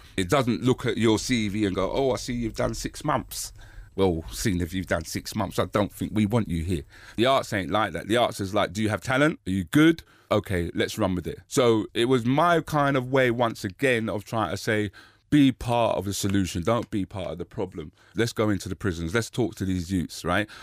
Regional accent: United Kingdom; I'm black British and I'm born here

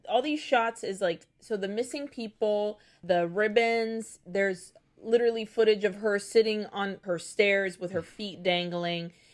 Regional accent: Nicaragua; moved away; also born or lived in Brazil; Growing up in Nicaragua

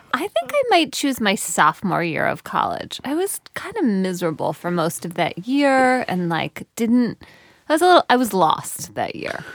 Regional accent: United States; I, as an American

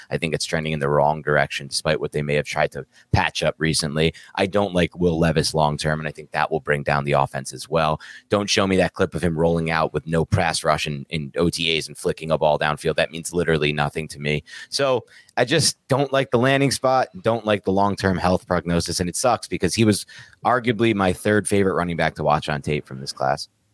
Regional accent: East Coast, United States; I'm from the East Coast.

